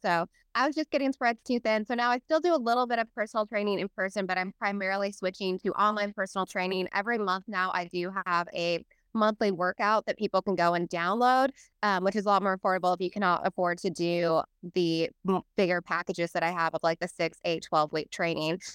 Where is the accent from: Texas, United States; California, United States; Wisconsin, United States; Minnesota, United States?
California, United States; Salinas; moved away; I grew up in Salinas